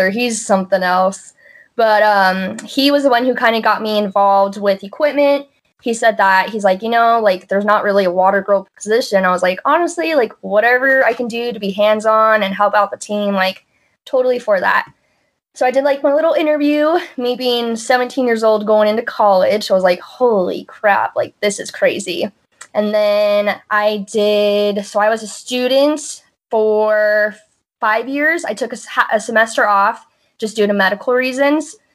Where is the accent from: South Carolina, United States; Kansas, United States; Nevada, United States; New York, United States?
Nevada, United States; Reno; So I'm from Reno, born and raised.